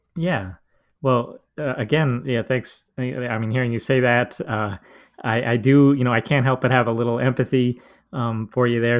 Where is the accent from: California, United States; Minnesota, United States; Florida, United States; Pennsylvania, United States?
Minnesota, United States; I'm from Minnesota